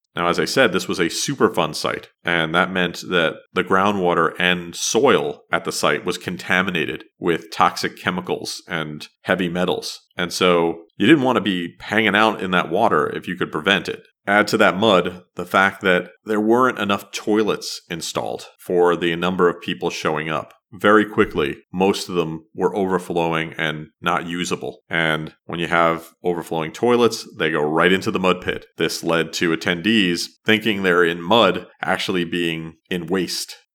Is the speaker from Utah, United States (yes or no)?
no; New Jersey, United States; growing up in New Jersey